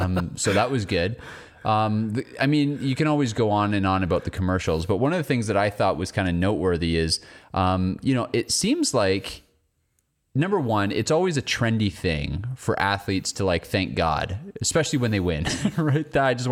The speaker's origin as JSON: {"language": "English", "country": "Canada", "said": "One thing I noticed, like as a Canadian watching, is we will never have a sporting event like the Super Bowl, right?"}